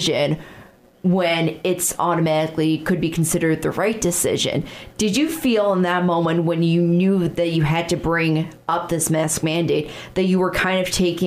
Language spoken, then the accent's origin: English; Chicago, Illinois, United States; now in South Dakota, United States; I'm originally from the Illinois-Chicago area